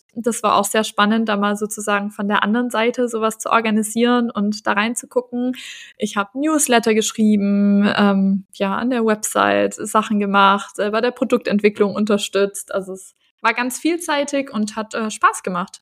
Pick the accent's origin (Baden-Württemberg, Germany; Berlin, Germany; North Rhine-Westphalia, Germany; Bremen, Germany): Baden-Württemberg, Germany; Stuttgart; moved away as an adult; also born or lived in Ludwigsburg / Bavaria / Singapore; now in Argentina; Also ich komme eigentlich aus Stuttgart.